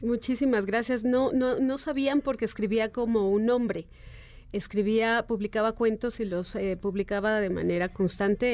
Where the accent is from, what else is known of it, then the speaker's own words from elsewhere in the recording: Mexico; Como mexicano